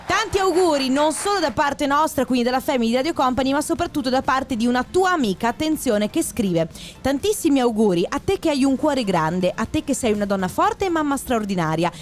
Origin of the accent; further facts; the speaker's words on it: Padua, Veneto, Italy; Io sono di Padova